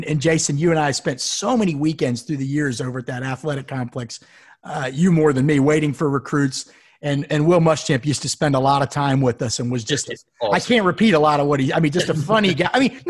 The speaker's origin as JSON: {"language": "English", "region": "Florida", "country": "United States", "tie": "born or raised there", "said": "I grew up down in Florida."}